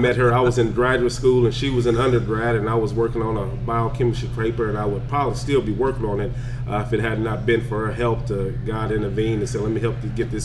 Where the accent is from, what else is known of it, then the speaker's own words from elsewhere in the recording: Lockhart, Texas, United States; moved away as an adult; also born or lived in Wichita Falls, Texas; I'm born in the big city of Lockhart, Texas